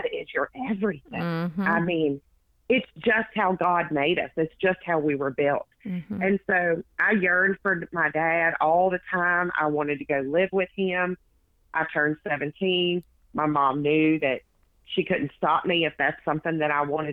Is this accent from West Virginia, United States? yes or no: yes; West Virginia, United States; I was born and raised in West Virginia